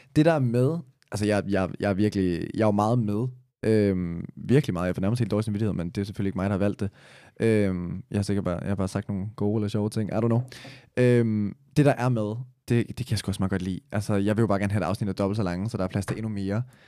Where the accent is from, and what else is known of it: Copenhagen, Capital Region of Denmark, Denmark